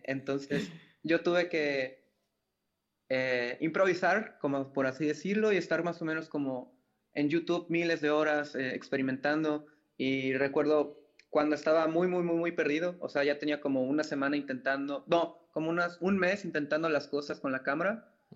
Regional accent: Mérida, Yucatán, Mexico; also born or lived in Mexico City; nací en la Ciudad de México. Eh, a los, eh, hace, habrá sido como a los cinco años más o menos fue que nos movimos para acá. Bueno, hubieron allí varias ciudades de intermedio, pero llegamos a Mérida, Yucatán

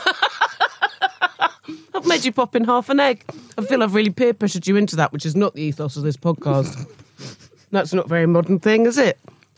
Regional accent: Dorset, South West England, United Kingdom; moved away; Where I grew up in Dorset by the Sea

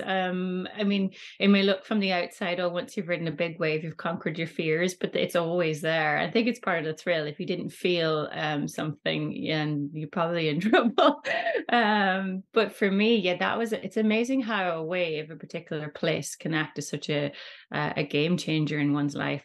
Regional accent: Rossnowlagh, Ulster, Ireland; we grew up in Rusnawdda, myself and my sister, uh, so it's a really great beach in Donegal

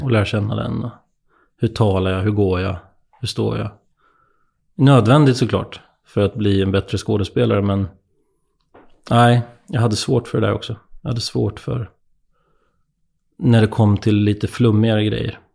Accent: Nyköping, Södermanland, Sweden; moved away as an adult; när jag flyttade hemifrån från Nyköping

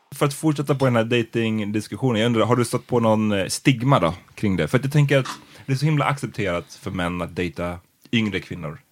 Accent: Stockholm, Stockholm County, Sweden; vi är från Farsta båda två

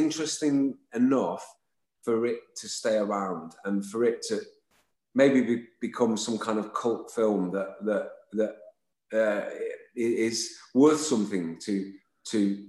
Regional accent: Lytham St Annes, North West England, United Kingdom; I'm from Lytham St. Anne's, just next door, as my brother is

